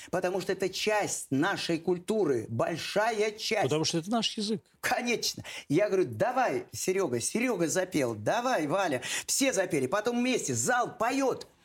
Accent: Volga region, Russia; я воспитывалась и росла на Волге. Великая русская река Волга – так вот, э, место, в которых э, приходилось жить, разные деревеньки, нас многонациональе.

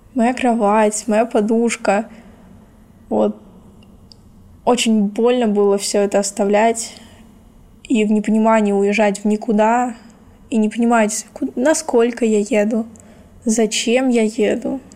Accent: Kherson, Kherson Oblast, Ukraine; born or raised there; moved away as an adult

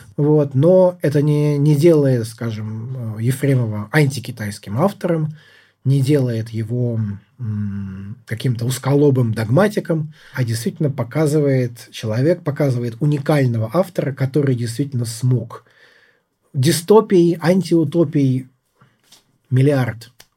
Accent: Russia; now in United States

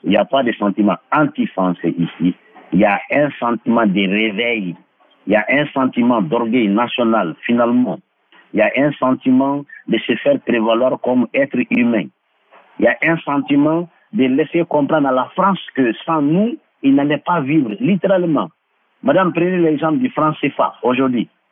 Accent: Mali; chez nous au Mali

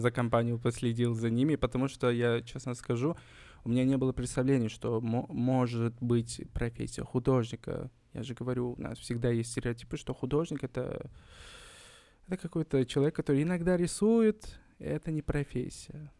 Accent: Kokand, Fergana Region, Uzbekistan; я не из Ташкента, я родился в Коканде, Ферканская долина.

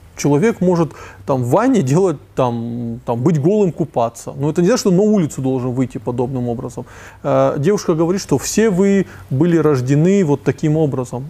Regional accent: North Ossetia–Alania, Russia; also born or lived in Moscow; Из Осетии

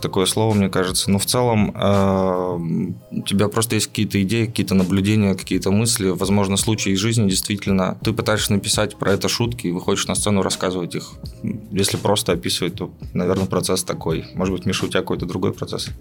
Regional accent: Izhevsk, Udmurtia, Russia; moved away as an adult; now in Yekaterinburg, Russia; я не из Екатеринбурга, из Ижевска

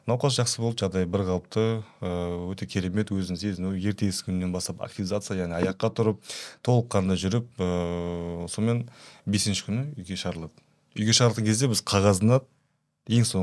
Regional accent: Kazakhstan; енді қазақпыз ғой бәрібір

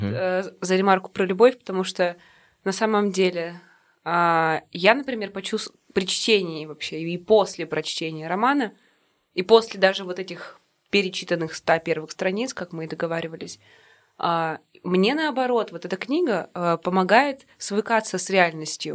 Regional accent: Yekaterinburg, Sverdlovsk Oblast, Russia; мы угу. коренные жители этого города

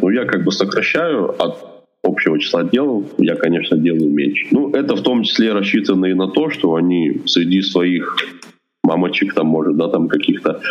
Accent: Russia; moved away as an adult; now in Yekaterinburg, Russia; я сам родом не из Екатеринбурга, а из маленького закрытого города

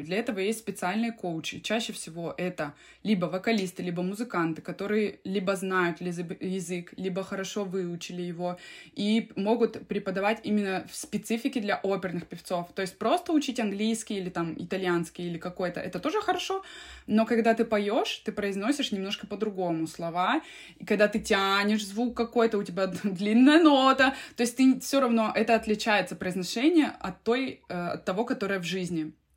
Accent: Krasnoyarsk, Krasnoyarsk Krai, Russia; now in Finland; я родилась в Красноярске, в Сибири, и, э, в общем, там и росла

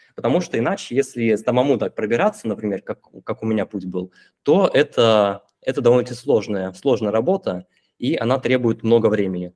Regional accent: Irkutsk, Irkutsk Oblast, Russia; now in Limassol, Cyprus; Я, получается, из Сибири, из Иркутска. Сейчас я нахожусь в Лимассоле

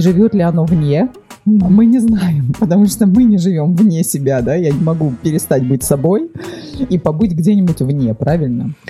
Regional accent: Vladivostok, Primorsky Krai, Russia; я родилась во Владивостоке

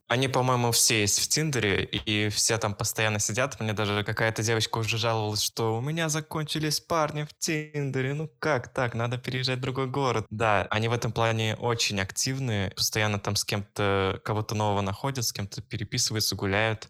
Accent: Saint Petersburg, Russia; moved away as an adult; now in Kuopio, Finland; Я родом из Санкт-Петербурга

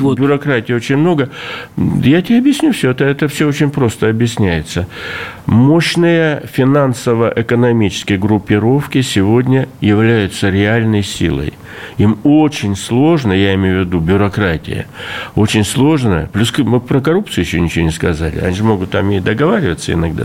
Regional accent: Russian Far East, Russia; как дальневосточник всю жизнь живу

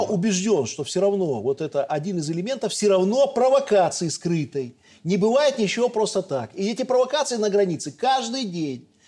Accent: Belarus; Я белорус

